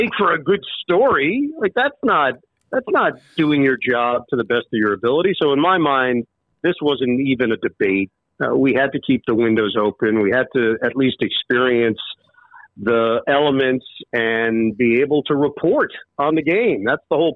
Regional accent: New York City, New York, United States; also born or lived in Syracuse; I live in New York. That's where I grew up, in Queens

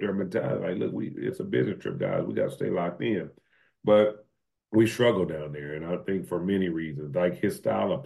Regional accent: Arlington, Texas, United States; moved away as an adult; also born or lived in Houston, Texas / San Jose; now in Ruston, United States; I'm from the city. I'm from Arlington, Texas, lived in Houston

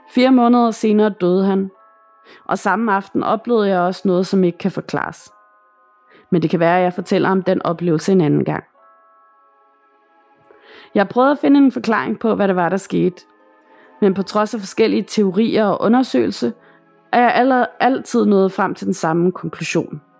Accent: Northern Greenland, Greenland; Jeg vil gerne fortælle, hvad jeg oplevede, da jeg var barn i Nordgrønland, hvor jeg kommer fra.

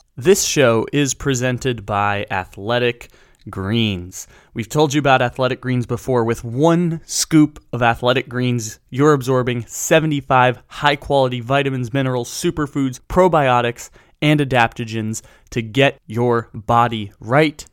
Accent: San Diego, California, United States; I grew up in San Diego

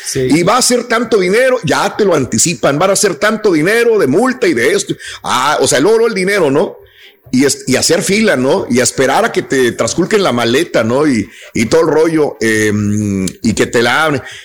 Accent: Mexico; now in United States; no somos los únicos mexicanos ahí

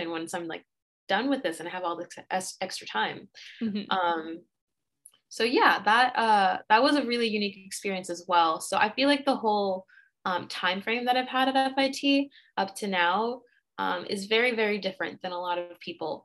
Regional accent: Montauk, New York, United States; moved away as an adult; also born or lived in Dominican Republic; now in New York City, United States; I was raised in the Hamptons in Montauk

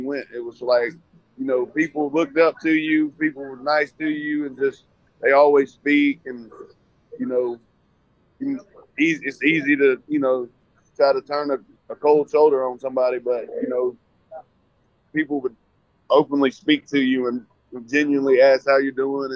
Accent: Cleveland, Georgia, United States; also born or lived in Lexington, Kentucky; I'm from Cleveland, Georgia

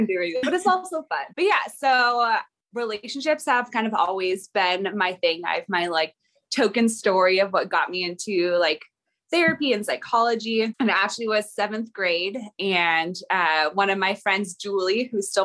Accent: Silverdale, Washington, United States; I'm from Silverdale, Washington

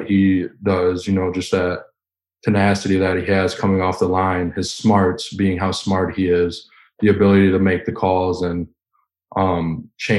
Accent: Wisconsin, United States; growing up in Wisconsin

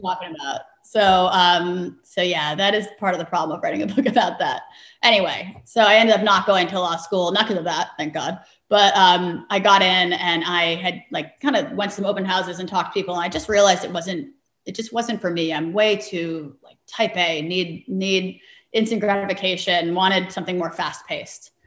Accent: New York City, New York, United States; grew up in New York City

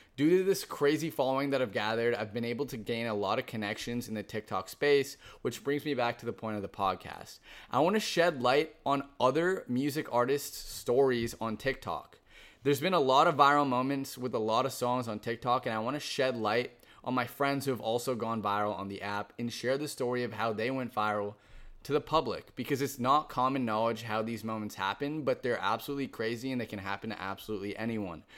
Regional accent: Boston, Massachusetts, United States; now in Los Angeles, United States; born and raised in Boston, Massachusetts, but currently residing in Los Angeles, California

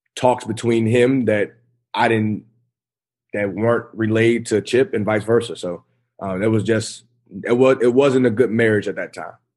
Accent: Kirkwood, Missouri, United States; I'm back at home in my hometown. Uh, I'm coaching the high school I went to.

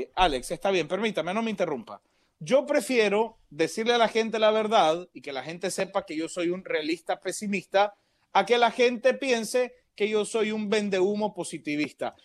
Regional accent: Panama; porque Panamá es mi corazón, porque yo soy panameño

